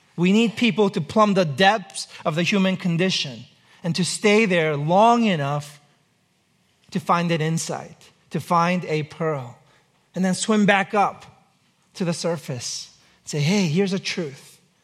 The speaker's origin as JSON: {"language": "English", "country": "United States", "said": "I'm an American, I live here."}